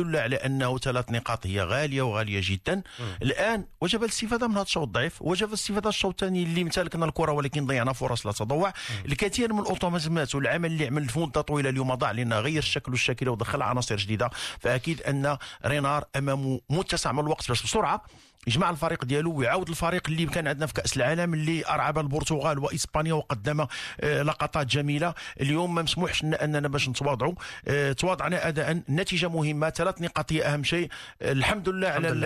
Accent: Morocco; حنا كمغاربه

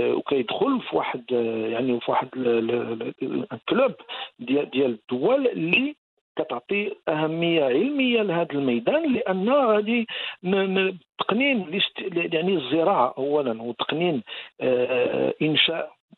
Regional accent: Morocco; عندنا في المغرب

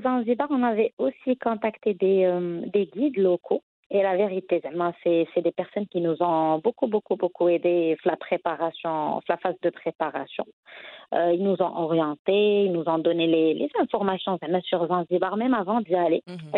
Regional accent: Casablanca, Casablanca-Settat, Morocco; also born or lived in Tangier; que ça soit à Casa ma ville natale ou encore à Tanger pendant pendant mes études

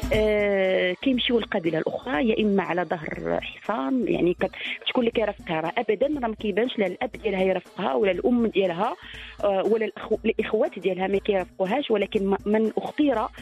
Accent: southern Morocco, Morocco; عندنا في الجنوب

